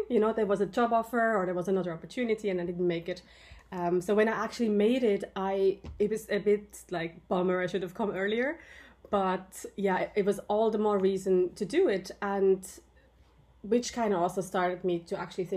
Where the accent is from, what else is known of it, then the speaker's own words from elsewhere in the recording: Switzerland; also born or lived in Ireland; now in Japan; I'm originally from Switzerland